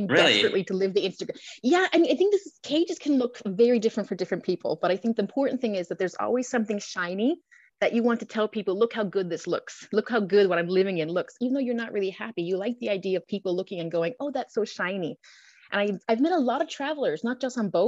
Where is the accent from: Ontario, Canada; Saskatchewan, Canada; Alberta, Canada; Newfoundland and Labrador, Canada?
Newfoundland and Labrador, Canada; moved away as an adult; I'm a Newfoundlander